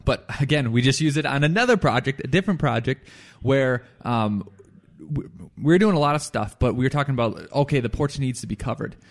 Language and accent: English; Firestone, Colorado, United States; Firestone, my hometown